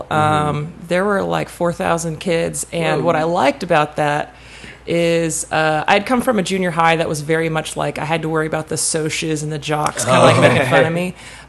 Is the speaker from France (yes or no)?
no; Bakersfield, California, United States; moved away as an adult; now in Los Angeles, United States; I'm from Bakersfield. I kind of lived there my teen years. I moved there when I was 12, and then kind of stayed there for a while. So I went to high school in Bakersfield.